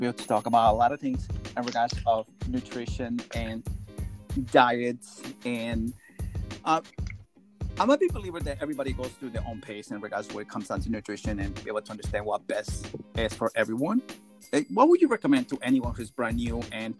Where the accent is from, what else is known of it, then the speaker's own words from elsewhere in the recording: Florida, United States; So, well, we are from Florida.